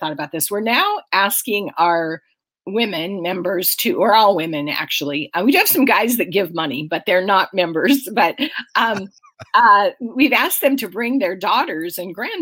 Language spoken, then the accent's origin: English; Aberdeen, Washington, United States; now in Snohomish County, United States; Grace Harbor County, which is where I grew up. I grew up in Aberdeen